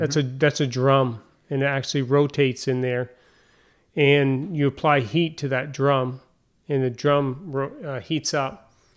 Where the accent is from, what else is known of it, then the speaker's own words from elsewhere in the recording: Derby Line, Vermont, United States; moved away as an adult; also born or lived in San Diego / South Carolina; now in Rouses Point, United States; my hometown, uh, Derby Line, Vermont.